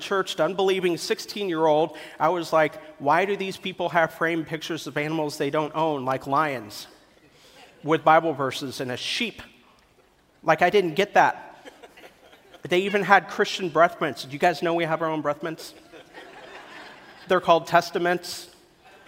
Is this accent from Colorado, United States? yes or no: no; Kansas City, Missouri, United States; moved away; also born or lived in Columbia, Missouri; I'm originally from Columbia, Missouri in Kansas City. My parents, when they had me, we lived in Columbia, Missouri.